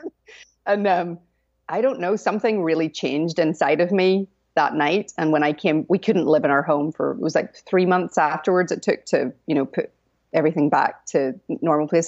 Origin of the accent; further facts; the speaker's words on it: Northern Ireland, United Kingdom; moved away; I'm not American. I'm from Northern Ireland